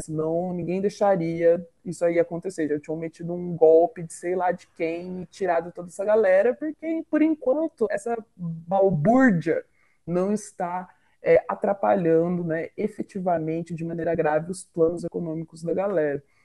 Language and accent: Portuguese; interior of Paraná, Brazil; sou do interior do Paraná